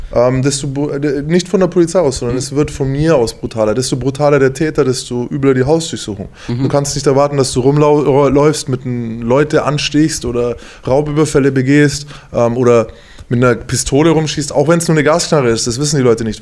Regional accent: Bavaria, Germany; now in Mainz, Germany; ich komme aus Bayern

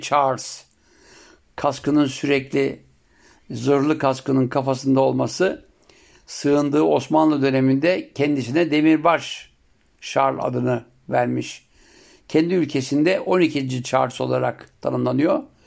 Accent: Siirt Province, Turkey; bizim Siirt'te yapılanı en çok etli olurdu

